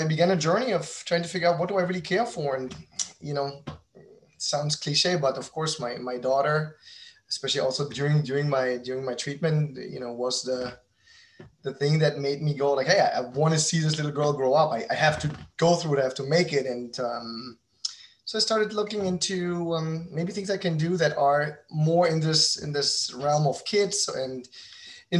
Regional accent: Berlin, Germany; moved away as an adult; also born or lived in New York; now in Miami, United States; I'm a German entrepreneur. I'm originally from Berlin, and I've been now living in the United States since 2015

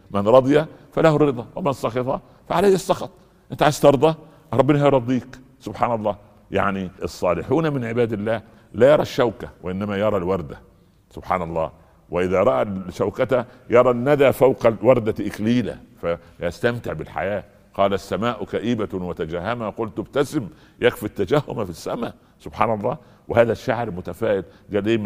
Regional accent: Egypt; امه ولدته ابن سبعه عندنا في مصر ابن سبعه يعني عصبي

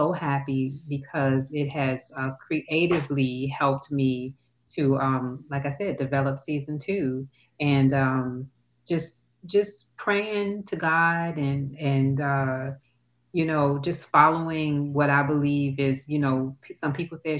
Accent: United States; moved away as an adult; now in Toulouse, France; as an American

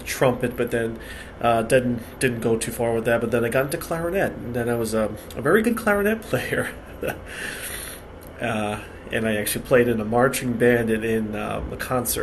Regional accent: United States; also born or lived in Western Europe; I was born in the United States. First generation born in the United States. I live on the East Coast of the U.S.

